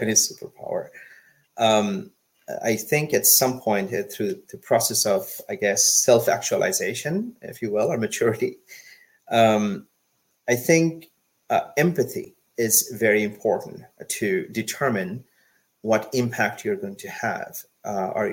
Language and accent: English; Bangladesh; now in United States; I was born in Bangladesh. I come from a developing country. I have seen firsthand what poverty and hunger looks like.